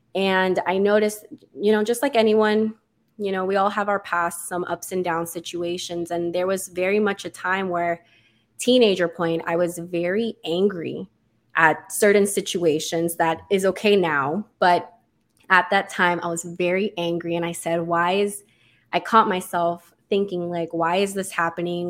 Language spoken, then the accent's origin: English; Miami, Florida, United States; moved away as an adult; now in Orlando, United States; I am from Miami. I actually moved away for school